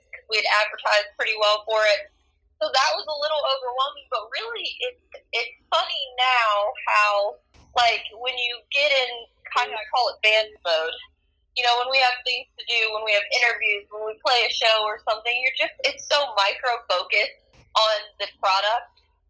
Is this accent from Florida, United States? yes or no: no; Ohio, United States; we grew up together in Ohio